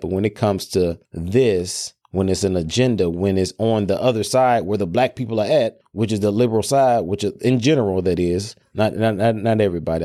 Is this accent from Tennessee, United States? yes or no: yes; Memphis, Tennessee, United States; I'm from Memphis